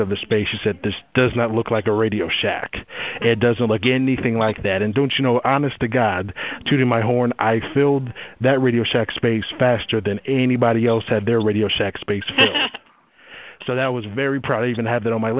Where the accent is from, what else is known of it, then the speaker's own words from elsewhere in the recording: Columbus, Ohio, United States; also born or lived in Los Angeles area; now in Los Angeles, United States; I'm from Columbus, Ohio originally